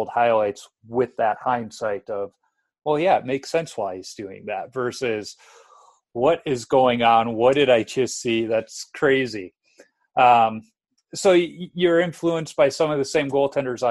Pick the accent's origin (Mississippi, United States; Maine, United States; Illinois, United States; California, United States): Illinois, United States; Chicago; I'm from Chicago